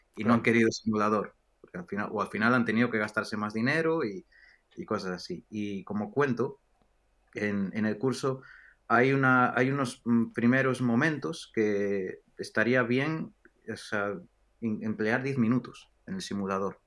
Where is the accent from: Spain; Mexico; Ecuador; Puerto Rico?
Spain; Galicia; moved away as an adult; also born or lived in Hong Kong; también en, España, en Galicia, de donde soy